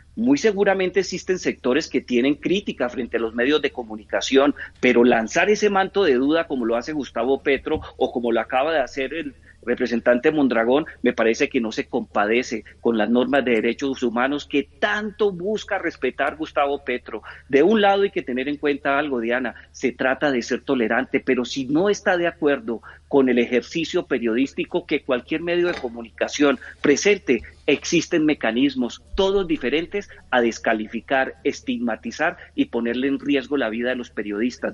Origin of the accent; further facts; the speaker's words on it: Colombia; Nosotros como colombianos